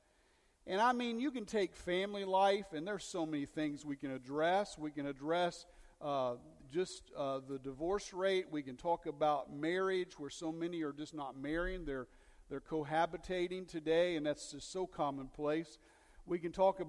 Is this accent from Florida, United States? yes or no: no; Dayton, Ohio, United States; moved away; also born or lived in West Virginia; In my home, where I came from, in Dayton, Ohio